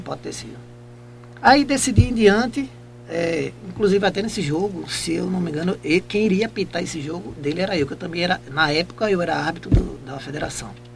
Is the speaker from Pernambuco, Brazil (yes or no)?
yes; Jaboatão dos Guararapes, Pernambuco, Brazil; moved away as an adult; now in Itambé, Brazil; eu sou de Jabotão dos Guararapes, é, depois de Recife, né? Eu nasci lá, em Jabotão dos Guararapes